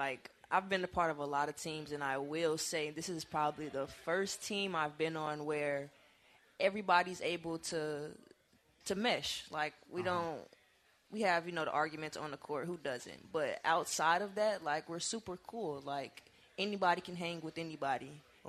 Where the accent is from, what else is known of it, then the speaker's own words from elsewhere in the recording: Gary, Indiana, United States; Gary, Indiana, also a very interesting place. I wouldn't lie. We don't have much.